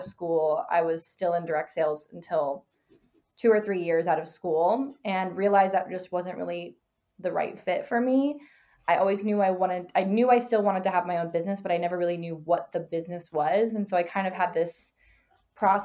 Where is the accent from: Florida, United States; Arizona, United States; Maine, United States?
Arizona, United States; I was born and raised in Arizona. I live here now